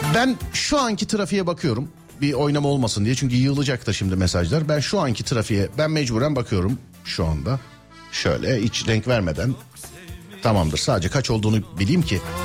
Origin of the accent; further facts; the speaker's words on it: Istanbul, Turkey; Özbeöz İstanbullu olarak